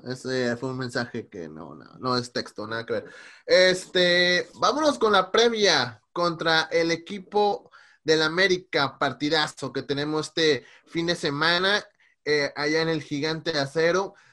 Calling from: Seattle, Washington, United States; de Seattle.

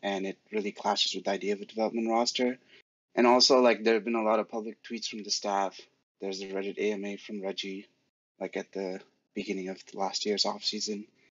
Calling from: New Hampshire, United States; Yeah, well, I'm calling from New Hampshire.

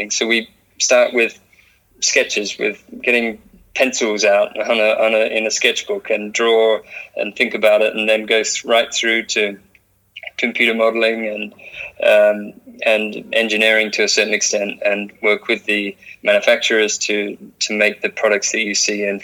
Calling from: San Francisco, California, United States; also born or lived in London; I am uh, in San Francisco, in California. Uh, I've been here about 12 years, and I um, before that I was in London. So I, I came to California to work at Apple.

